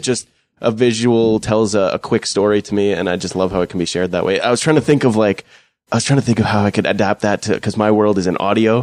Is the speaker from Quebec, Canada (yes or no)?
no; Fort McMurray, Alberta, Canada; growing up in Fort McMurray